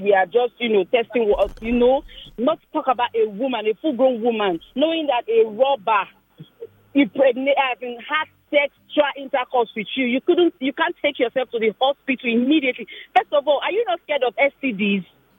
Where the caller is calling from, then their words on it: Lekki, Lagos, Nigeria; I'm calling from Lekki.